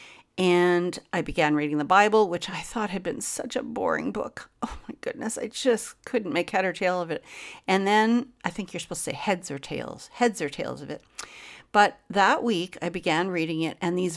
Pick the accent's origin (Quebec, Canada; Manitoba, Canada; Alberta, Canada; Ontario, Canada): Quebec, Canada; Montreal; I'm from Montreal, Quebec, and which is in Canada.